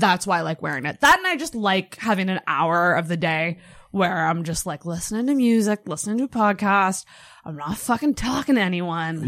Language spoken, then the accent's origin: English; Antigonish, Nova Scotia, Canada; I grew up in Anaganash, which is pretty fucking small